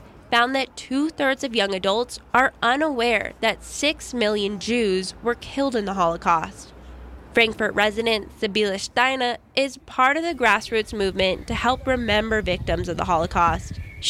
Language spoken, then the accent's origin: English; Los Angeles, California, United States; When I was growing up in Los Angeles